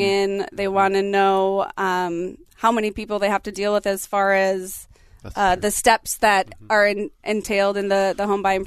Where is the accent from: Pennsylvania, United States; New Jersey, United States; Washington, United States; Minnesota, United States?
Minnesota, United States; Apple Valley; I am from Apple Valley